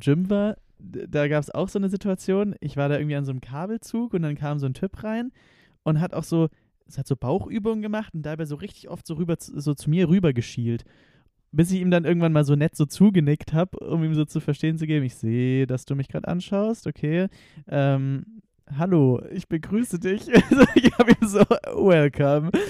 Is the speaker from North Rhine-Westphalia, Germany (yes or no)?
no; Konstanz, Baden-Württemberg, Germany; moved away; aus Konstanz ursprünglich.